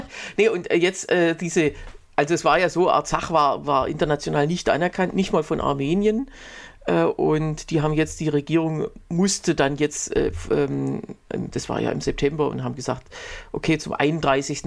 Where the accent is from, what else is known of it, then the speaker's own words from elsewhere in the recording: Germany; bei uns in Deutschland